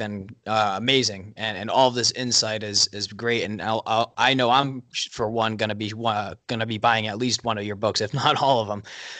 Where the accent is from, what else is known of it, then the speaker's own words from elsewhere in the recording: Rhode Island, United States; I grew up in Rhode Island, I went to school in Rhode Island.